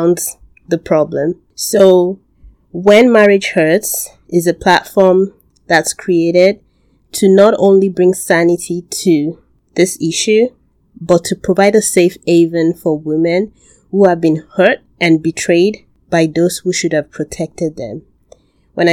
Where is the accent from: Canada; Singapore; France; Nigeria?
Nigeria; I'm from Nigeria.